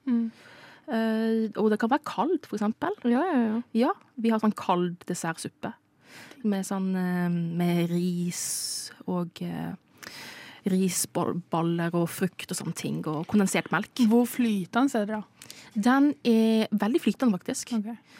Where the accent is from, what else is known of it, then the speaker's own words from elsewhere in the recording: Philippines; Filippinene, der jeg kommer ifra